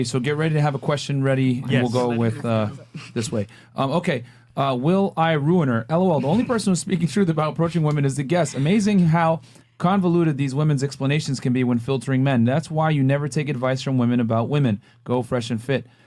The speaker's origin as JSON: {"language": "English", "town": "Washington", "region": "District of Columbia", "country": "United States", "said": "I'm from Uptown DC. Point, we don't call it Northwest, we call it Uptown."}